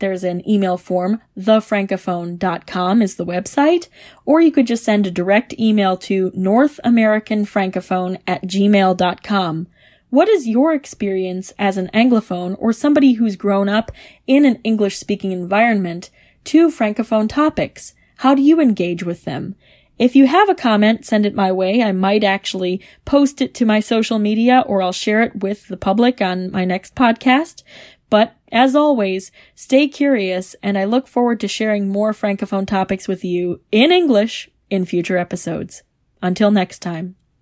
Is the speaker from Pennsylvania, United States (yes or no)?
no; Detroit, Michigan, United States; I had grown up in Metro Detroit to a family that had connections to Canada